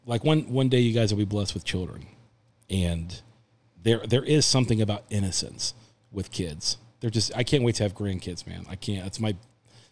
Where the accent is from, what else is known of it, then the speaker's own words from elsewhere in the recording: United States; I'm American born and bred